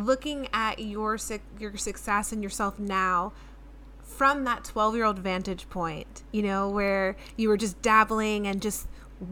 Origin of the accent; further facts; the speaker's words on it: New Jersey, United States; I'm from New Jersey, so New York is sort of like, you know, every Jersey girl wants to be in New York